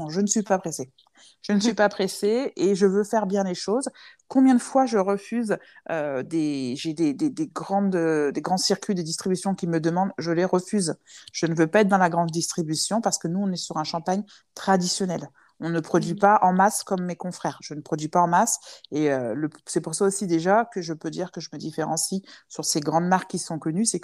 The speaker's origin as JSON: {"language": "French", "country": "France", "said": "même si je suis chez moi aussi ici, parce que je suis française, hein"}